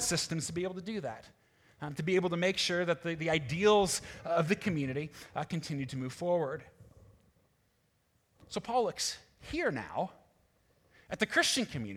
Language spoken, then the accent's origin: English; United States; being American